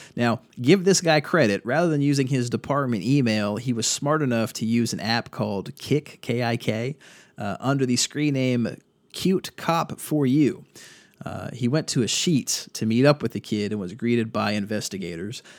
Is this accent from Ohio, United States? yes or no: no; Durham, North Carolina, United States; in Durham, my hometown.